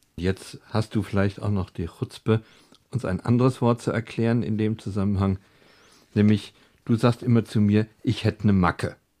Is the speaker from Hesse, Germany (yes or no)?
yes; Frankfurt, Hesse, Germany; Wir Frankfurter